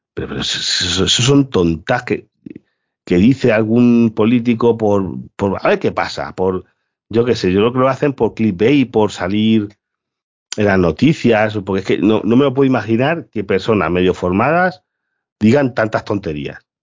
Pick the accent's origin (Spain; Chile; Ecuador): Spain; Galicia; soy gallego